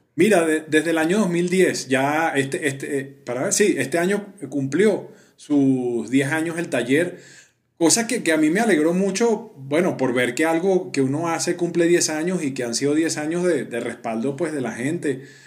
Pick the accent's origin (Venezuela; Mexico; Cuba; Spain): Venezuela; moved away as an adult; now in Colombia